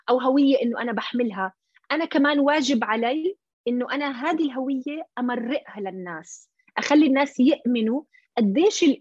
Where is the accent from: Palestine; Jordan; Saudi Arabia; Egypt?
Jordan; اللي هو يعني هي البنت مثلي آه، يعني اردنيه اصلها فلسطيني